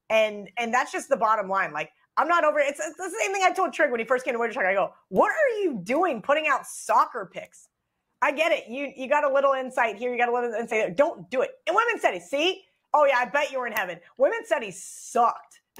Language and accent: English; Kansas, United States; I grew up in Kansas.